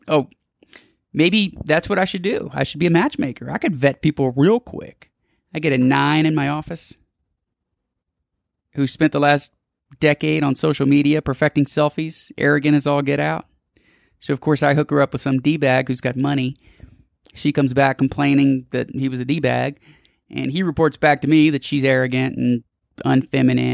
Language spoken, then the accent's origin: English; New Orleans, Louisiana, United States; I was born in New Orleans